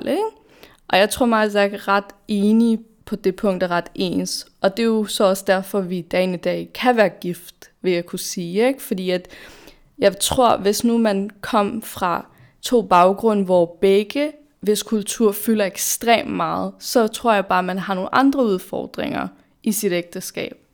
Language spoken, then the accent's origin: Danish; Denmark; vi er født og opvokset i Danmark, de fleste af os.